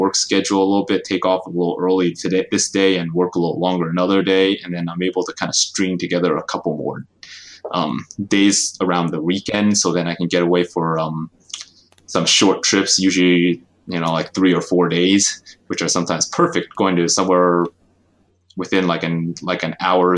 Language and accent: English; New Jersey, United States; moved away as an adult; also born or lived in upstate New York / San Francisco Bay Area, California; I grew up in the East Coast, New Jersey, to be specific